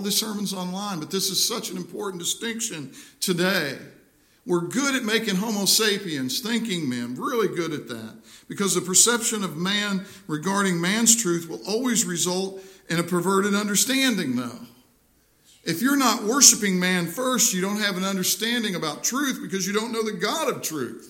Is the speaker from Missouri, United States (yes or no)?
yes; Missouri, United States; my home state of Missouri